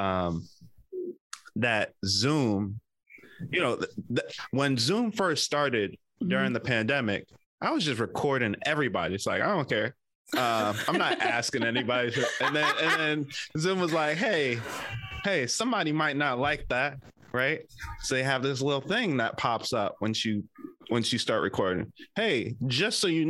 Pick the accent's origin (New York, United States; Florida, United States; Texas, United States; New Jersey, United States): New Jersey, United States; moved away as an adult; also born or lived in Oklahoma; now in San Francisco Bay Area, United States; I grew up in Jersey